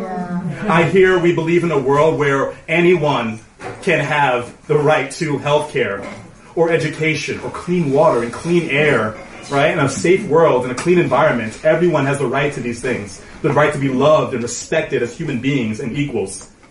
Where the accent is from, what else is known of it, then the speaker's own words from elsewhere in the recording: New York City, New York, United States; also born or lived in Bedford-Stuyvesant, Brooklyn; I was born in Bed-Stuy. I grew up in Prospect Heights